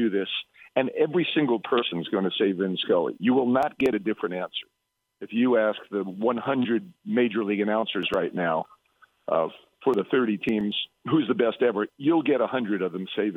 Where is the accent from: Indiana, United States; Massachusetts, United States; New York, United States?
New York, United States; New York City; moved away; I grew up in Brooklyn